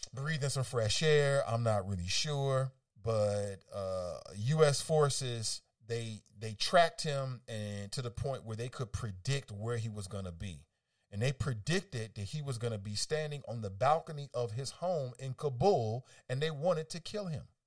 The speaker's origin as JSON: {"language": "English", "country": "United States", "said": "as an American"}